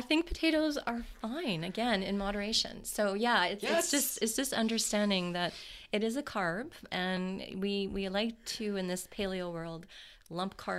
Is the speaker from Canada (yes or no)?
yes; Canada; we're Canadian.